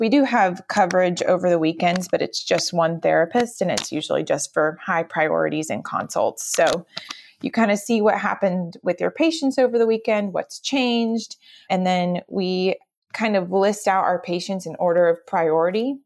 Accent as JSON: {"language": "English", "town": "Cary", "region": "North Carolina", "country": "United States", "tie": "born or raised there", "said": "So I am originally from the Raleigh area. Cary, North Carolina is my hometown"}